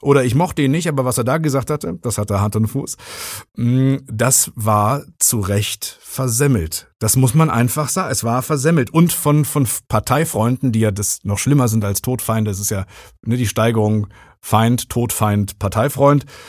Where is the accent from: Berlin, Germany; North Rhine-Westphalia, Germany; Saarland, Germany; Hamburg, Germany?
North Rhine-Westphalia, Germany; Rinkerode; now in Ruhr area, Germany; im Ort im Münsterland, wo ich aufgewachsen bin, in Rinkerode